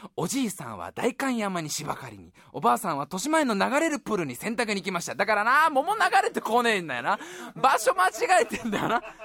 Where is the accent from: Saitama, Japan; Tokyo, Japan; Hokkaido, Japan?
Saitama, Japan; Tokorozawa; moved away; 所沢は所沢でも俺が住んでいたのは新所沢っていうね